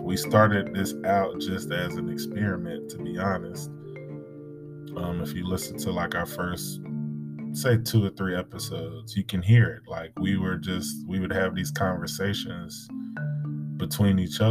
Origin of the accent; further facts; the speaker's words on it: United States; being an American myself